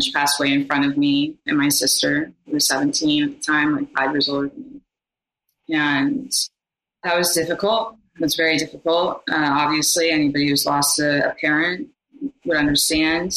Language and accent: English; Beverly Hills, California, United States; I lived all over California. I lived in Beverly Hills. I grew up in Beverly Hills